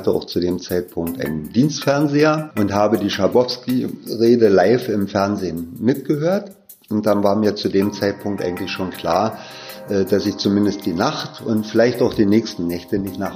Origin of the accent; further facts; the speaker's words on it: Berlin, Germany; Ich bin ja auch in Ostberlin aufgewachsen, 1959 in Berlin geboren